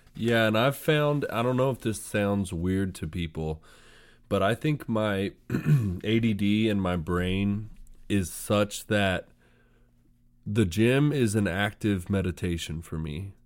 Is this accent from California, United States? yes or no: yes; Sacramento, California, United States; I'm from Sacramento